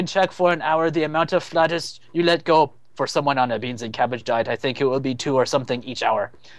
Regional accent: Belgium; English is a second language; Hello. Hello, I'm from Belgium, and I watched Mythbusters now for like 6 months.

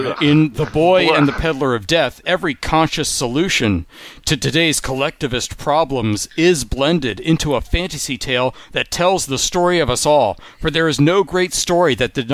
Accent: Boston, Massachusetts, United States; moved away as an adult; also born or lived in Providence, Rhode Island; now in Manhattan, United States; I grew up in Boston, Massachusetts and Providence, Rhode Island before moving to Manhattan at 18 years old.

